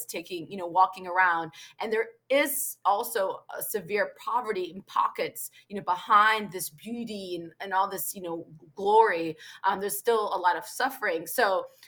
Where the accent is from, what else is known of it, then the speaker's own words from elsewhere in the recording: Virginia, United States; I was born and raised in America